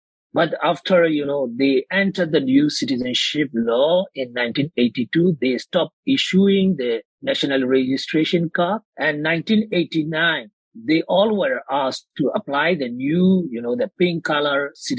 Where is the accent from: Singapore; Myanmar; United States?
Myanmar; Yangon, Yangon Region; moved away as an adult; also born or lived in Buthidaung Township, Rakhine State, Myanmar; I was raised in Rangoon. I studied there. I completed my university study there.